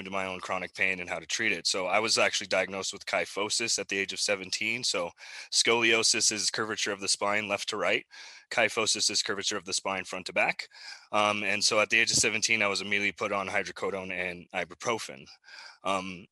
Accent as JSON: {"language": "English", "region": "Arizona", "country": "United States", "tie": "born or raised there", "also_born_or_lived": "Albuquerque, New Mexico / Show Low, Arizona / Tucson, Arizona", "said": "I was born in Albuquerque, New Mexico, which is actually where I currently am launching our new tincture SKU, believe it or not. But I grew up mostly in Arizona"}